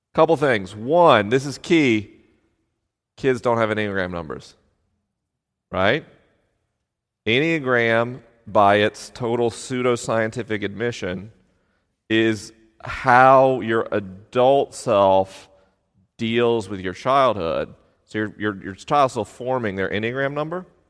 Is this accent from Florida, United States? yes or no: yes; Tallahassee, Florida, United States; moved away; I was popular at school in Tallahassee, Florida, home of the Seminoles